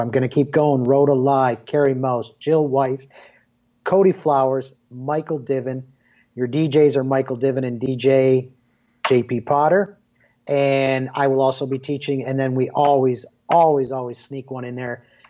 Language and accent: English; Canada; Yeah, for everybody that knows me, obviously I'm Canadian.